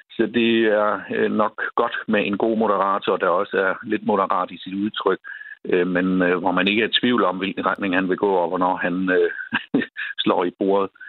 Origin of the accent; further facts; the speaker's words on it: Schleswig-Holstein, Germany; en lille kurv med æbler fra grænselandet. Øh, økologiske æbler, øh, både for at vise, øh, hvor jeg kommer fra